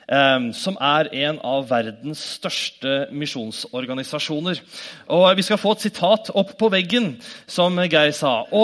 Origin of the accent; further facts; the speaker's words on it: Norway; born there; så takker vi Gud for at vi er født i Norge og er så heldige.